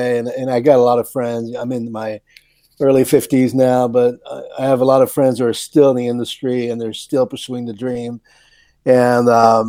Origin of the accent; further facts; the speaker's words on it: Canada; moved away as an adult; also born or lived in Paris, France; now in Newport Beach, United States; I was born in Paris and then raised in Canada. And then I came to the U.S. in the early 80s